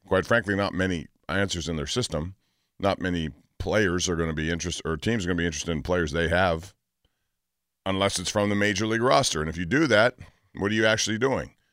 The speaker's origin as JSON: {"language": "English", "town": "Aliquippa", "region": "Pennsylvania", "country": "United States", "tie": "born or raised there", "said": "I'm from Aliquippa, Pennsylvania, specifically Hopewell Township."}